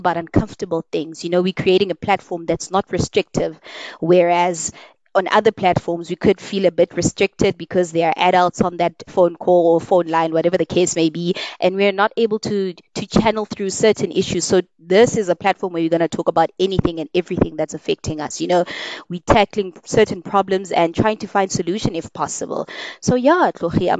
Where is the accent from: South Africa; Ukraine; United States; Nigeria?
South Africa; we have challenges as South African people